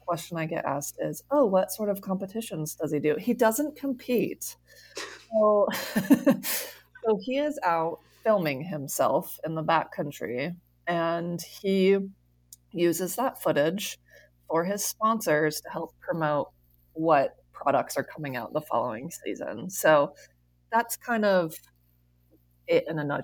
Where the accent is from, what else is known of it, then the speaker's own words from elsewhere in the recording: United States; I grew up in Tahoe, which is why we live here currently